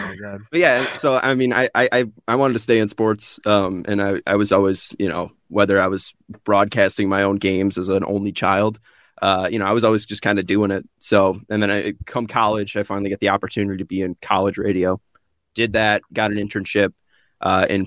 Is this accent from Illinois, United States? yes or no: yes; Oak Lawn, Illinois, United States; also born or lived in Chicago; I grew up in Southwest suburbs. I would say I grew up in Chicago my whole life, but my girlfriend who grew up in Chicago her whole life would say that I'm from Oak Lawn